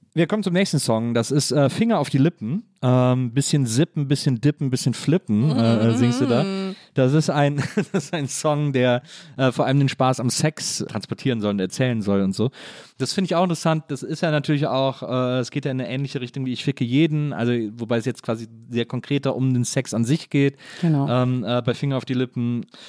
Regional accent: Wesseling, North Rhine-Westphalia, Germany; ich bin in Wesseling groß geworden zwischen Köln und Bonn

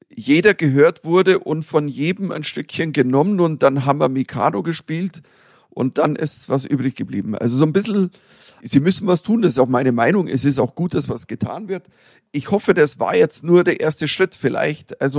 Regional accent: Germany; nur als äh, Deutscher

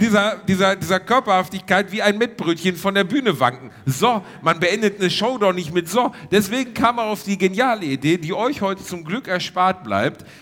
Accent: Ruhr area, North Rhine-Westphalia, Germany; moved away; Wir sind in der Heimat, Reini. Also ja, im weitesten Sinne meine Heimat.

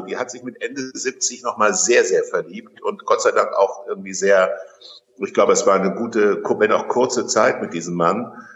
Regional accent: Kassel, Hesse, Germany; in meiner Geburtsstadt Kassel

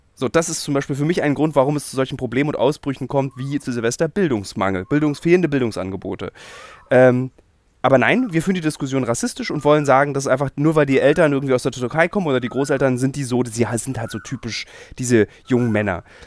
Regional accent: Berlin, Germany; als Berliner, als gebürtiger Berliner

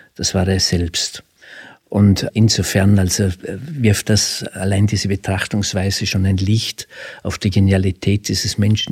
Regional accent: Frastanz, Vorarlberg, Austria; accent: Alemannic; Sie hören aus meinem Dialekt, ich bin Alemanne

